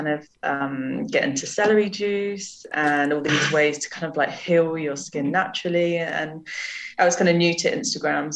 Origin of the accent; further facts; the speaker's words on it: Jersey; moved away; I grew up in Jersey in the Channel Islands